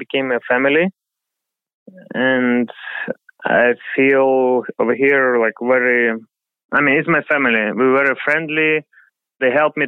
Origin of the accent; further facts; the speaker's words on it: Ukraine; English is a second language; moved away as an adult; now in New York, United States; I'm originally from Ukraine.